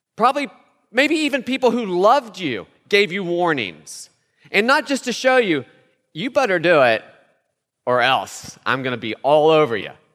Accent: West Virginia, United States; where I'm from, I'm from West Virginia, that sign is everywhere

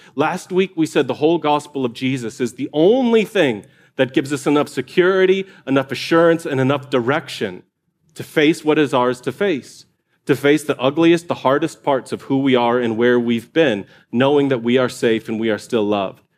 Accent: United States

